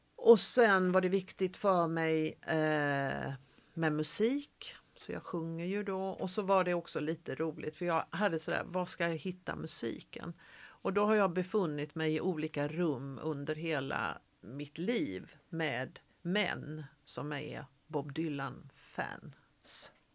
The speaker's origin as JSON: {"language": "Swedish", "town": "Gothenburg", "region": "Västra Götaland", "country": "Sweden", "tie": "born or raised there", "also_born_or_lived": "Malmö", "moved": "as an adult", "said": "jag är född eh, i Majorna. Mm. Men är uppvuxen i Frölunda"}